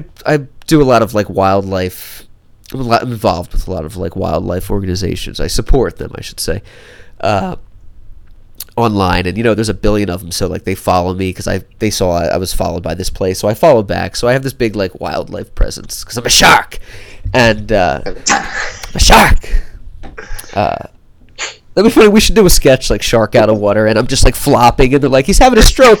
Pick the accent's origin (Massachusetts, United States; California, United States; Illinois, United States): California, United States; Los Angeles; Los Angeles